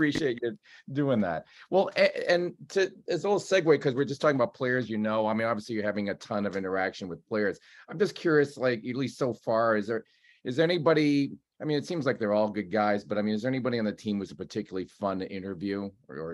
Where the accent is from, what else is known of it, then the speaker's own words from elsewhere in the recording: Boston area, Massachusetts, United States; I'm from the Boston area